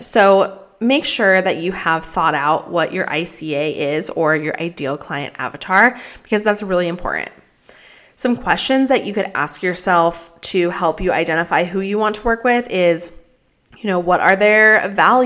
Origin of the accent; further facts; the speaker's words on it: Colorado, United States; moved away; Colorado, which is where I am from, where I grew up